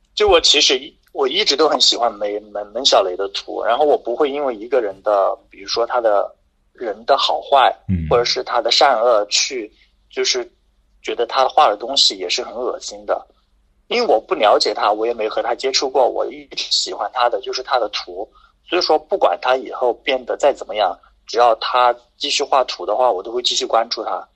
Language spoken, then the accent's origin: Chinese; near Chengdu, Sichuan, China; now in Chengdu, China; 我老家离成都比较近嘛，坐高铁可能就四十分钟就到了